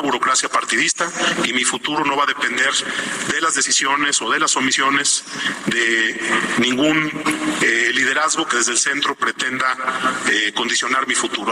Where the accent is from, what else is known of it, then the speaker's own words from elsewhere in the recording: Jalisco, Mexico; como un jalisciense, como un mexicano libre